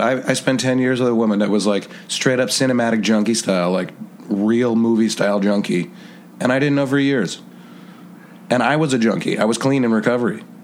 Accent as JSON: {"language": "English", "town": "Hopewell", "country": "United States", "tie": "born or raised there", "also_born_or_lived": "Poughkeepsie / Yonkers", "said": "I grew up in Hopewell"}